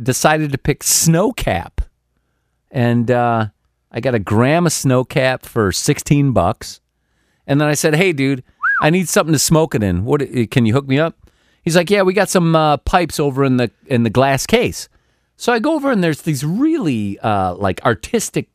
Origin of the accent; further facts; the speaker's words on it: Illinois, United States; I'm from Illinois